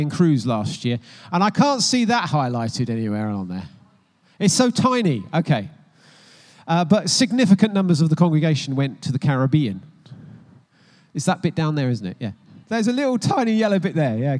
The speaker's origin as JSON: {"language": "English", "country": "United States", "tie": "born or raised there", "moved": "yes", "lives_now": "United Kingdom", "said": "I was born in the United States of America, but I'm neutralized. Naturalized"}